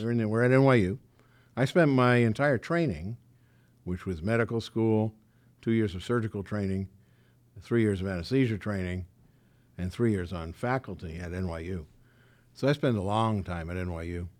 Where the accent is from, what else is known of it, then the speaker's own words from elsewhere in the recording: New York City, New York, United States; moved away as an adult; also born or lived in Valley Stream, Long Island; now in Beverly Hills, United States; I grew up in Forest Hills.